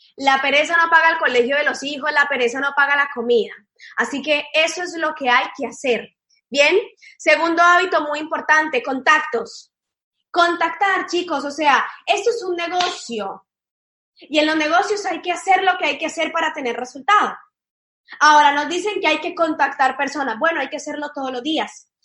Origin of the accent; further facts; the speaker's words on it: Cali, Valle del Cauca, Colombia; moved away as an adult; now in Argentina; yo soy de Cali, de la ciudad de Cali, de Colombia